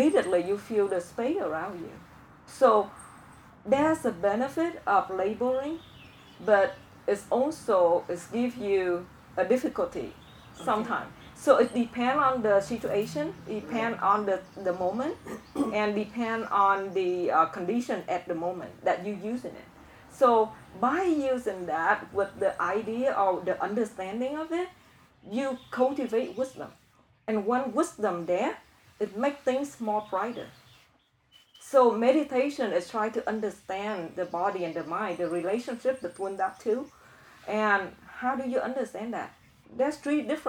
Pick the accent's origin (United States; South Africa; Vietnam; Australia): Vietnam; English is a second language; moved away; I'm from Vietnam